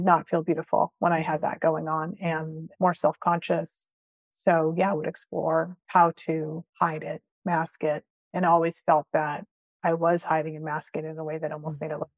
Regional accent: Vancouver, British Columbia, Canada; moved away; also born or lived in London, England; I grew up in Vancouver

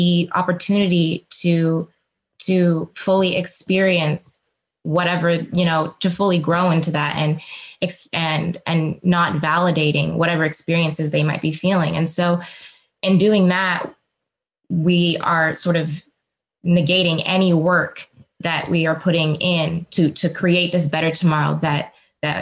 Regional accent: Seattle, Washington, United States; I grew up in Seattle

